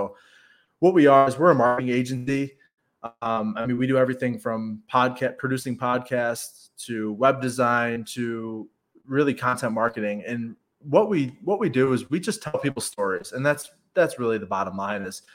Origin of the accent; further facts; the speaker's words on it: Rochester, New York, United States; I'm from Rochester, New York, born and raised